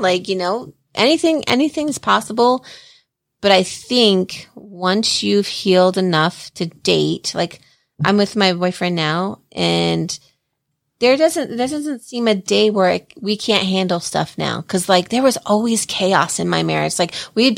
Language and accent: English; New Jersey, United States; now in Colorado, United States; I'm from Jersey